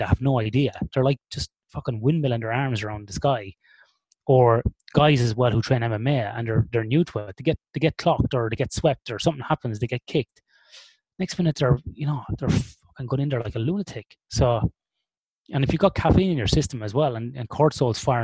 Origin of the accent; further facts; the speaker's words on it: Ireland; We are born and bred in the land of alcoholics